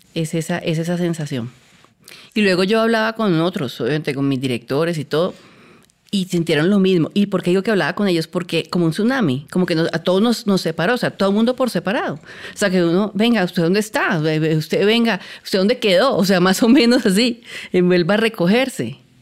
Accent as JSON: {"language": "Spanish", "town": "Cali", "region": "Valle del Cauca", "country": "Colombia", "said": "yo soy caleña"}